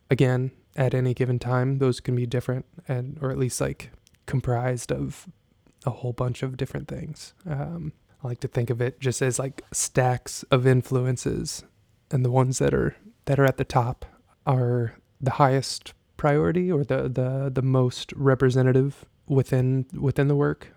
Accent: Jasper, Texas, United States; moved away; I grew up in Jasper, Texas

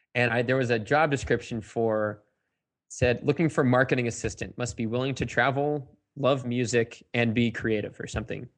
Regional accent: Sandwich, Massachusetts, United States; I was born and raised in East Sandwich, Massachusetts

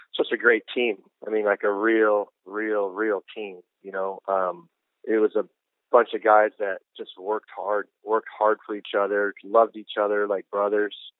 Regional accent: Pacific Northwest, United States; now in Houston, United States; we had a, a great soccer culture up there when I was growing up

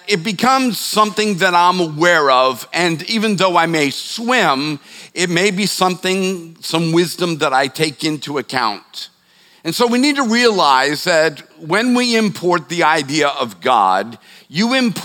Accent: Boston, Massachusetts, United States; now in Charleston, United States; I'm from the Boston area

